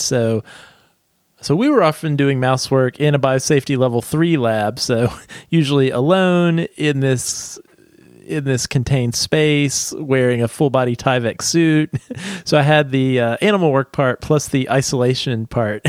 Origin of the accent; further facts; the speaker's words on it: southeastern United States, United States; I grew up in a very small rural town in the southeastern United States.